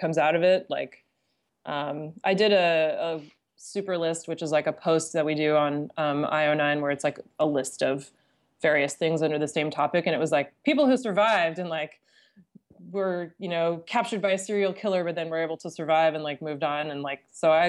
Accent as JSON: {"language": "English", "town": "Seattle", "region": "Washington", "country": "United States", "tie": "born or raised there", "said": "I was born in Seattle"}